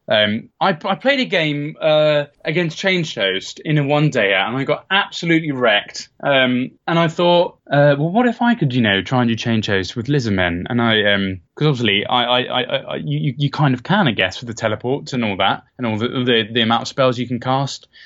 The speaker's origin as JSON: {"language": "English", "town": "Bedford", "region": "East of England", "country": "United Kingdom", "moved": "yes", "said": "I'm from Bedford originally"}